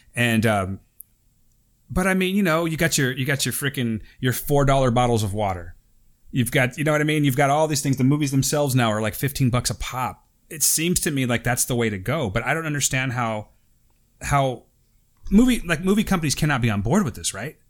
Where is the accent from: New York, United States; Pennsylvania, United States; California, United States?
California, United States; Fresno; we're from Fresno